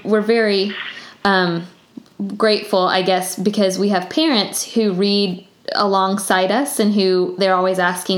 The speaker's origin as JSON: {"language": "English", "town": "Tallahassee", "region": "Florida", "country": "United States", "tie": "born or raised there", "also_born_or_lived": "Alabama", "said": "I grew up in Tallahassee"}